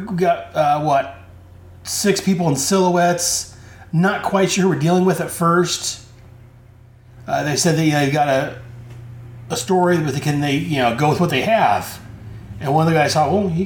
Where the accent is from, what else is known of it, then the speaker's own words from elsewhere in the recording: United States; as an American citizen